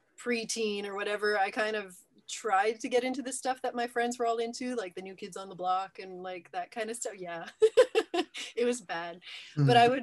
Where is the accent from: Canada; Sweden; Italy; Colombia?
Canada; Moncton, New Brunswick; Born and raised in Moncton.